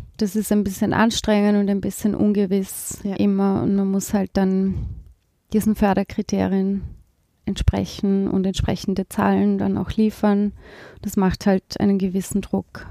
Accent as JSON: {"language": "German", "region": "East Tyrol", "country": "Austria", "tie": "born or raised there", "also_born_or_lived": "Vienna", "moved": "as an adult", "said": "Ich bin in, in Osttirol aufgewachsen, da gibt es ja keine Uni."}